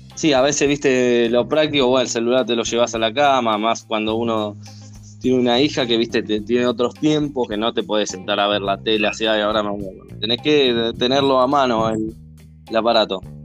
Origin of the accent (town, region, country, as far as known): Argentina